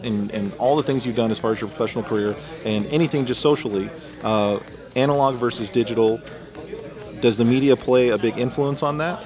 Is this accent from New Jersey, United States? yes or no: no; Texas, United States; I'm from Texas, so that's just how we talk